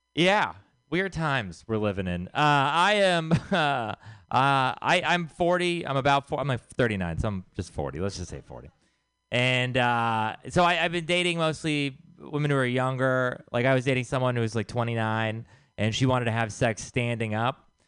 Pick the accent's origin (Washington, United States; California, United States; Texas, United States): Texas, United States; moved away; I am from Texas